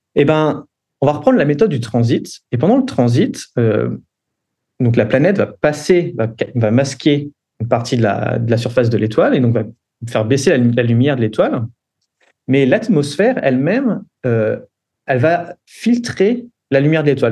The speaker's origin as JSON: {"language": "French", "country": "France", "tie": "born or raised there", "also_born_or_lived": "Geneva, Switzerland", "moved": "as an adult", "said": "je suis né en France"}